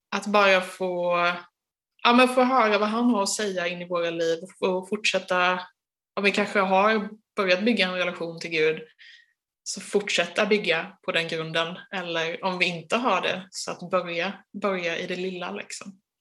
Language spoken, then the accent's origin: Swedish; Sweden; oss som är svenskar